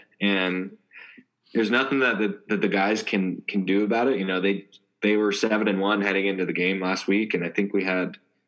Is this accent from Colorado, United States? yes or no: yes; Denver, Colorado, United States; now in San Diego, United States; I grew up in Colorado, so. When I was a kid, Colorado Nebraska was a big rivalry.